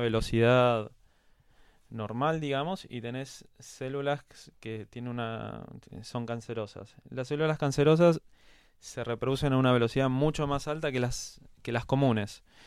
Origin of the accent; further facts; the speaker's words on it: Quilmes, Buenos Aires Province, Argentina; now in Buenos Aires, Argentina; casi toda mi infancia y mi adolescencia la hice en Quilmes. Ahora vivo en Capital, ahora cuatro o cinco años pero pasé toda mi vida en Quilmes